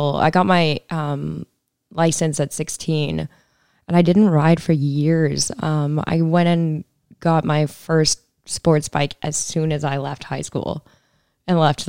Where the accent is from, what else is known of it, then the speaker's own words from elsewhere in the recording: Southern Alberta, Canada; moved away as an adult; also born or lived in Kelowna / Australia / St. Barthélemy / Barcelona, Spain; now in Orange County, United States; Rocky Mountains, Southern Alberta.